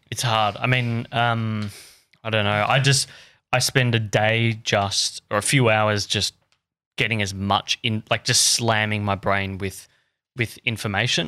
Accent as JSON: {"language": "English", "country": "Australia", "said": "I'm just this dumb, dumb Aussie kid"}